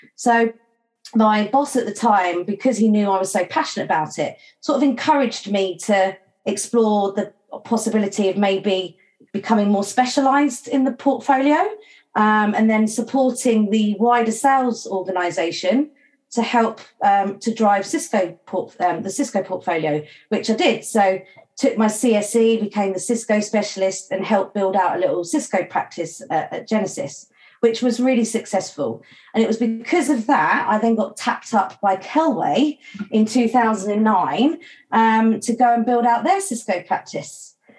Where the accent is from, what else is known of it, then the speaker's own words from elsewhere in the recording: St Neots, East of England, United Kingdom; moved away as an adult; also born or lived in Mallorca; my hometown of St Neots in Cambridgeshire